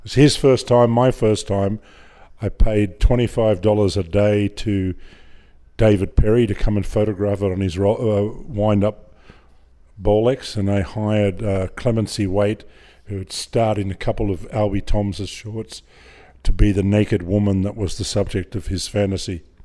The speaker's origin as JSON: {"language": "English", "town": "Griffith", "region": "New South Wales", "country": "Australia", "tie": "born or raised there", "also_born_or_lived": "Hornsby, Sydney", "said": "I grew up in Griffith uh, until I was twelve, um, in the Murrumbidgee irrigation area, about four hundred miles southwest of Sydney. Um, then, just as I was uh, about to enter high school, we the family moved to to Sydney to Hornsby"}